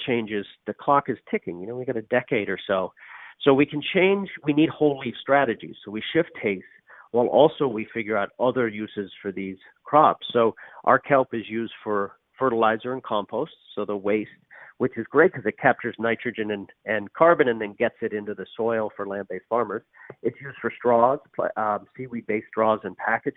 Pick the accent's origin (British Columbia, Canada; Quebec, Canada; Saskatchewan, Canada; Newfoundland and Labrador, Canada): Newfoundland and Labrador, Canada; I'm from Newfoundland